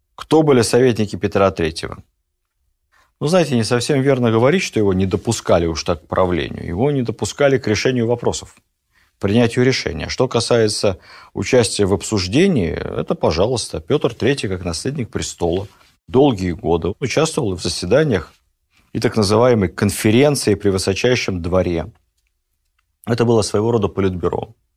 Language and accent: Russian; Ukraine; Я и сам с Украины